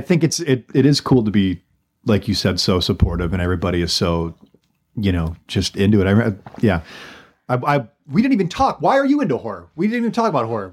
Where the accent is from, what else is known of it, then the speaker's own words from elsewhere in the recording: Allen Park, Michigan, United States; I'm from Allen Park